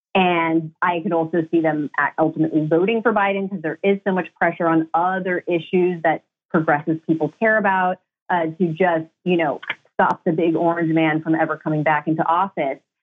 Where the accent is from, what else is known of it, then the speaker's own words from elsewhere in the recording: Michigan, United States; I'm from Michigan